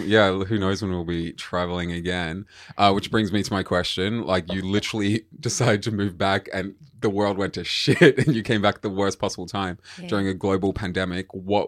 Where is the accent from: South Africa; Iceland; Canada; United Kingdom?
South Africa; also born or lived in Brisbane, Australia; now in Melbourne, Australia; we grew up in South Africa and then we moved to Australia in 2006, the three of us.